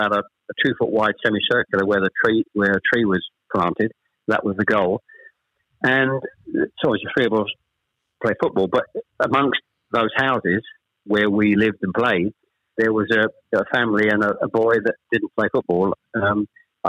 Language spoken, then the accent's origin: English; Chelmsford, East of England, United Kingdom; born or raised there; also born or lived in Ashton-under-Lyne, North West England